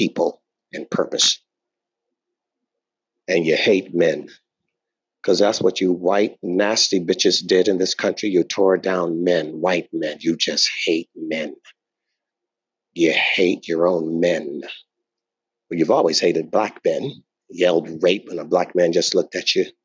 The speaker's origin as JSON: {"language": "English", "country": "United States", "said": "I'm African American"}